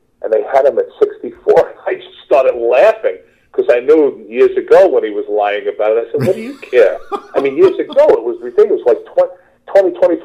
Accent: New York City, New York, United States; accent: New York; moved away; I'm from Queens

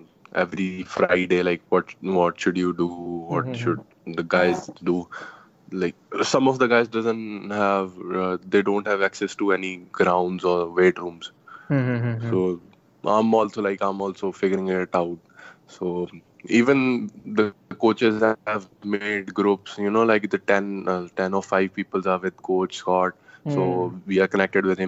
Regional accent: Mohali, Punjab, India; born or raised there; also born or lived in Jalandhar, Punjab

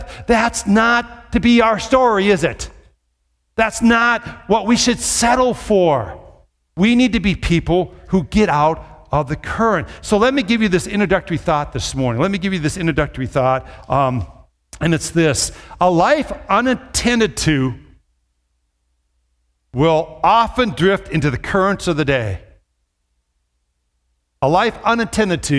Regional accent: Minnesota, United States; growing up in Minnesota

